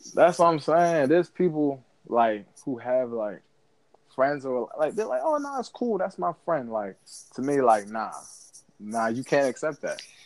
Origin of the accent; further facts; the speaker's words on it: United States; as African American